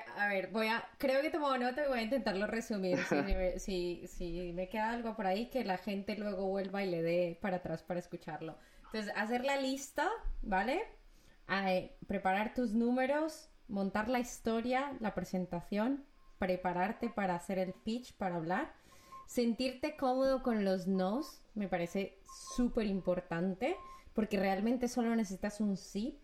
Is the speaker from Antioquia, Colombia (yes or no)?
yes; Medellín, Antioquia, Colombia; mi ciudad natal, Medellín